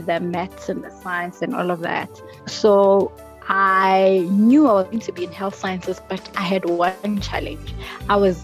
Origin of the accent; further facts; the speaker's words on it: Mpumalanga, South Africa; I'm from Mpumalanga